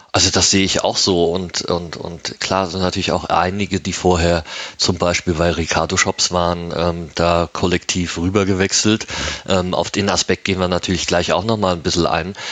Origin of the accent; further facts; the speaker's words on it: Germany; moved away as an adult; now in Switzerland; ich bin Deutscher, der in der Schweiz seit zwölf Jahren lebt